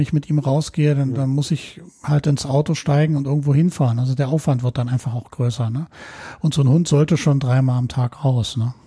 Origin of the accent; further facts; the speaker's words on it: Berlin, Germany; ich bin quasi damit aufgewachsen mhm. im ähm, städtischen Berlin